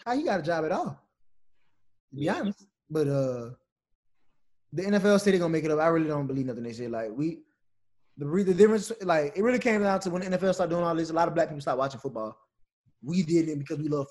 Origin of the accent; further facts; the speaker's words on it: Louisiana, United States; growing up in Louisiana, being from Louisiana